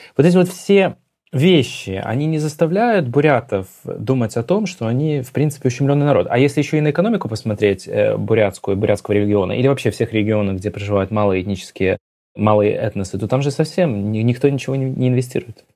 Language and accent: Russian; Belarus; мы, белорусы